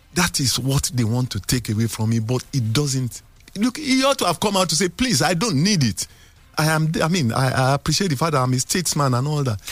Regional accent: Nigeria; as a Nigerian

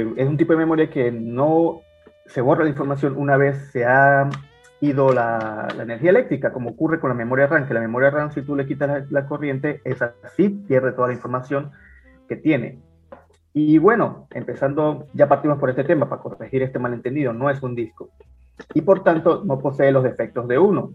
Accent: Venezuela; moved away as an adult; now in Peru; los aventureros venezolanos que no salimos de Venezuela por cuestiones de pobreza

